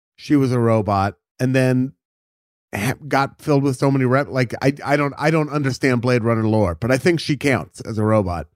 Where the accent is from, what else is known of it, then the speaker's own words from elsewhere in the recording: United States; I'm saying this as an American